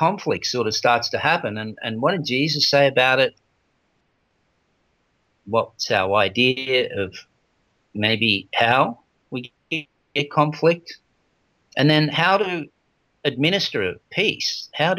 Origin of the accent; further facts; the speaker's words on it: Australia; I was born in Australia